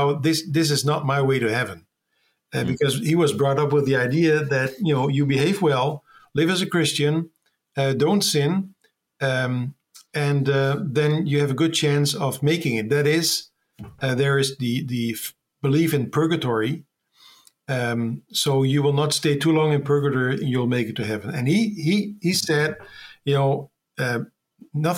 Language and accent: English; Netherlands; I'm from the Netherlands